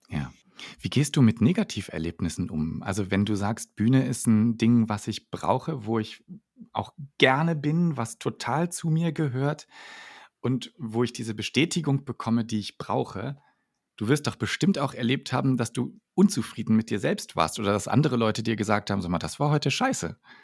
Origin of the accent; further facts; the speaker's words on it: Northern Germany, Germany; ich komme ja tatsächlich aus dem Norden, also noch viel weiter ja. nördlich als äh, Münster.